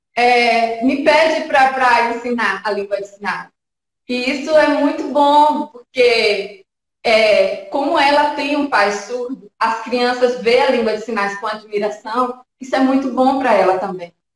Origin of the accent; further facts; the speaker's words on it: Jequié, Bahia, Brazil; moved away as an adult; now in São Paulo, Brazil; eu sou baiana, eu sou de Jequié